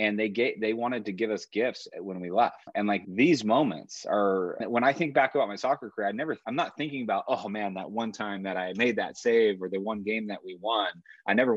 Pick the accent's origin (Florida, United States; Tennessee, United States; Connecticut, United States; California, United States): California, United States; Yorba Linda; moved away as an adult; also born or lived in Puerto Rico / Chile; I grew up in Yorba Linda in Orange County